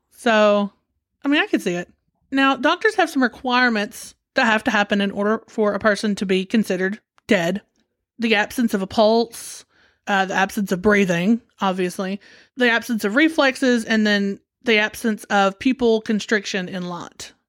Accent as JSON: {"language": "English", "country": "United States"}